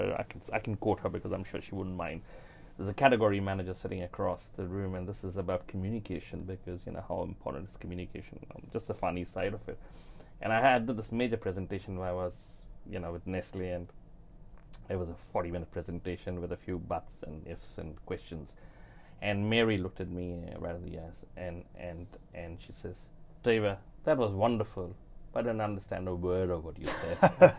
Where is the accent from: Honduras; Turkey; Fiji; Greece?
Fiji; now in New Zealand; I'm sort of from Fiji, I came across to New Zealand.